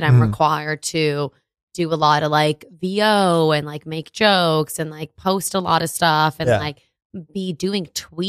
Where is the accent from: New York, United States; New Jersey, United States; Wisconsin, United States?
New York, United States; New York City; also born or lived in Westchester, New York / Newark, Delaware; now in New York City, United States; I'm actually from the Bronx, but where I'm like actually like would say I'm from is like Westchester.